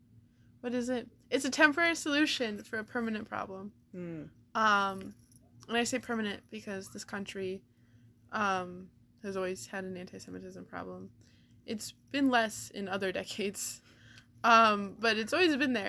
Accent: Cleveland, Ohio, United States; I'm from Cleveland

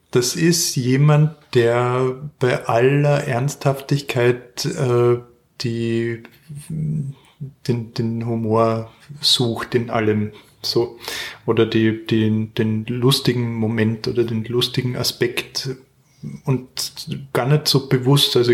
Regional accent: Klagenfurt, Carinthia, Austria; born there; Ich bin äh, in Klagenfurt geboren, 1981

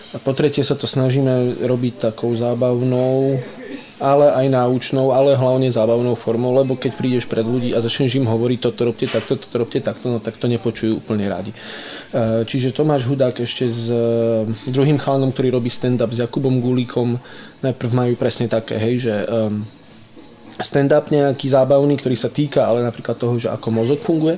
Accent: High Tatras, Prešov Region, Slovakia; now in Bratislava, Slovakia; ja som zo Sibíra, tu Sibír ani nikto nevie, kde to je, to je vo Vysokých Tatrach.

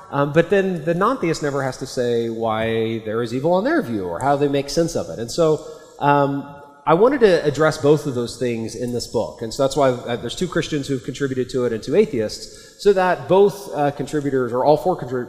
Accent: Oklahoma, United States; I'm an American. I grew up in Oklahoma

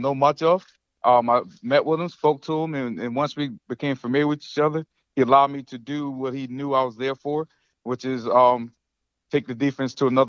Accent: Goose Creek, South Carolina, United States; moved away as an adult; also born or lived in Avon Park, Florida; now in Jacksonville, United States; I went back to my alma mater, Goose Creek High School

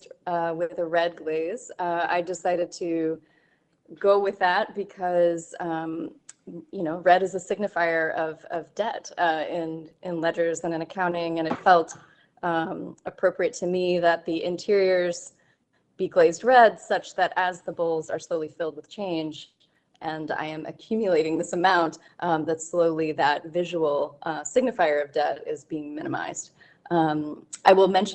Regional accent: Danville, Virginia, United States; I grew up in Danville, Virginia, which sits right on the border between Virginia and North Carolina.

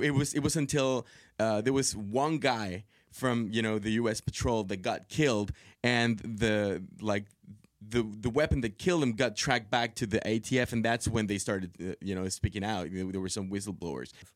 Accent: Monterrey, Nuevo León, Mexico; moved away; I grew up in Monterrey

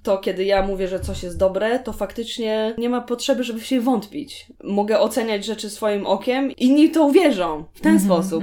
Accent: Szczecinek, West Pomeranian Voivodeship, Poland; moved away as an adult; also born or lived in Gdańsk; Szczecinek zresztą, skąd jestem, jest tak. nad jeziorem

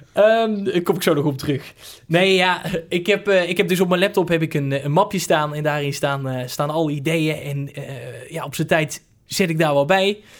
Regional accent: Hoeve, Netherlands; Hoeve, dat is het dorp waar ik vandaan kom

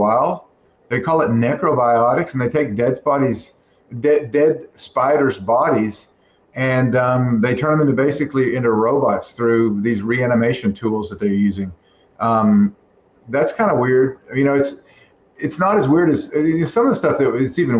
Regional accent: Texas, United States; moved away; I'm a Texan

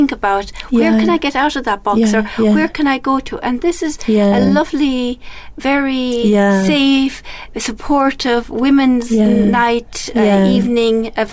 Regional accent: Ireland; I've in my life being Irish Catholic and then converted

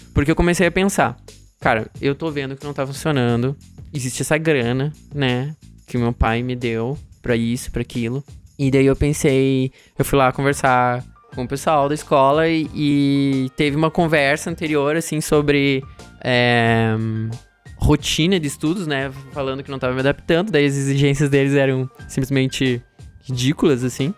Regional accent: Santa Maria, Rio Grande do Sul, Brazil; moved away as an adult; also born or lived in Singapore; eu saí de Santa Maria e fui pra Singapura

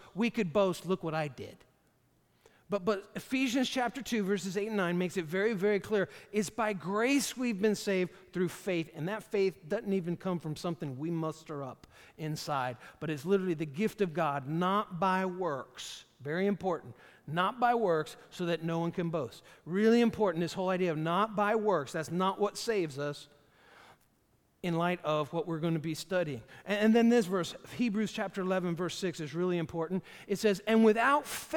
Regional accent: Hopewell Junction, New York, United States; I grew up in Hopewell Junction, right off of Lake Walton Road

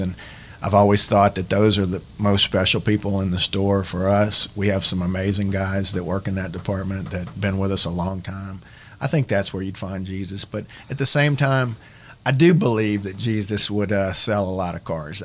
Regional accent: South Louisiana, United States; as old Cajun Catholics, we live in a little bubble over here in South Louisiana

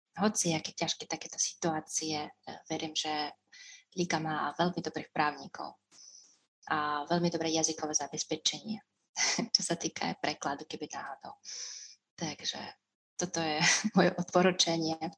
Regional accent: Russia; Slovak is a second language; moved away as an adult; now in Slovakia; som z Ruska

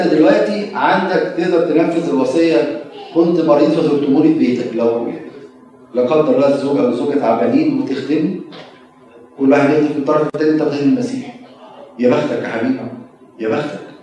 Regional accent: Egypt; now in United States; بنقع فيها كمصريين

